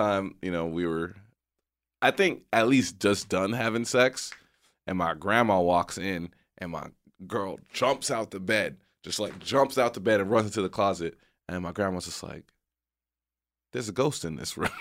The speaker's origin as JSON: {"language": "English", "region": "Texas", "country": "United States", "tie": "born or raised there", "said": "where I grew up in Texas"}